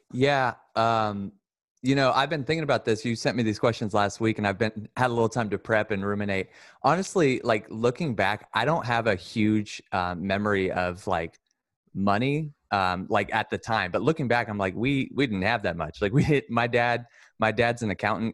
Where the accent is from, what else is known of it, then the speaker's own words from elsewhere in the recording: Sacramento, California, United States; also born or lived in Lodi; I grew up in South Sac